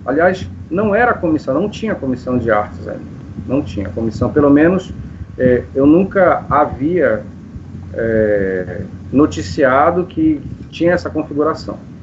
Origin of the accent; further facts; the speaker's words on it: Manaus, Amazonas, Brazil; also born or lived in Parintins; Eu sou de Manaus, a minha família é de Manaus